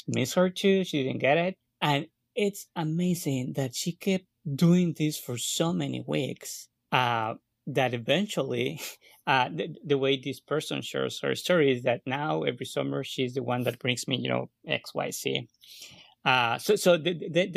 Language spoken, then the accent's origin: English; Guatemala; moved away; I'm coming from Guatemala. I'm Guatemalan.